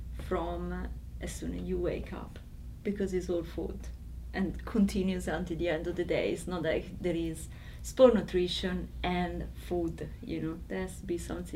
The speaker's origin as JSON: {"language": "English", "country": "Italy", "moved": "yes", "lives_now": "London, United Kingdom", "said": "No, I'm Italian."}